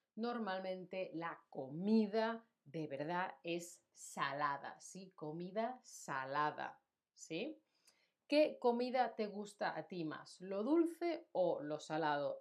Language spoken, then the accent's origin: Spanish; Spain